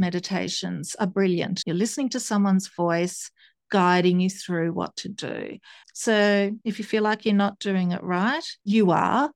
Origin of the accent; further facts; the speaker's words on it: Tasmania, Australia; also born or lived in Italy / Sydney; I grew up in Tasmania